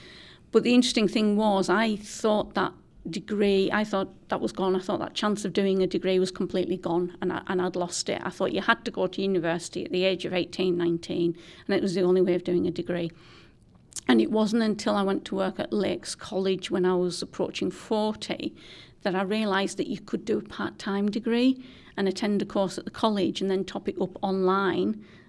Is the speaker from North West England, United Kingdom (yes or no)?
yes; Whitehaven, North West England, United Kingdom; I am. So I'm a Myras lass. I was born on Myras, which is an estate in Whitehaven, and I had grandparents on both sides of the estate because it is a split estate.